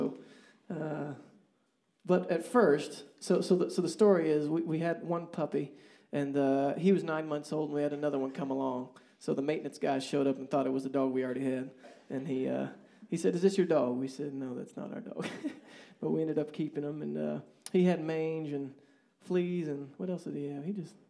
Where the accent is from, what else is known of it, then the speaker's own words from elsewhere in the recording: Kansas, United States; So we're from Kansas, and we don't get things like this.